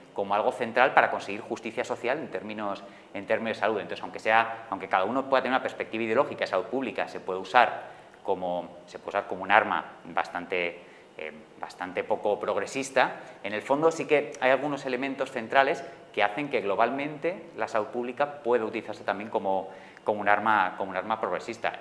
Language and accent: Spanish; Madrid, Community of Madrid, Spain; yo, que soy de Madrid